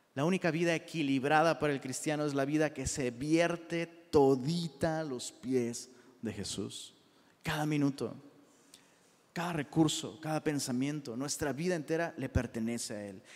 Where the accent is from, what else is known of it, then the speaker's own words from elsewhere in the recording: Taxco, Guerrero, Mexico; yo soy de Tasco